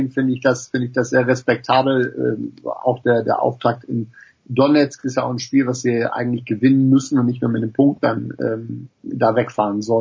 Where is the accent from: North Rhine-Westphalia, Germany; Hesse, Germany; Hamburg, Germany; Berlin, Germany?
Hamburg, Germany; sage ich auch ganz bewusst als, als äh, Hamburger